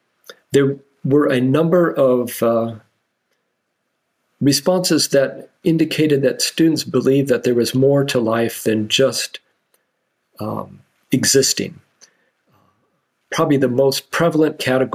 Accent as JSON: {"language": "English", "region": "Washington", "country": "United States", "tie": "born or raised there", "moved": "as an adult", "lives_now": "Indiana, United States", "said": "When I grew up in Washington State"}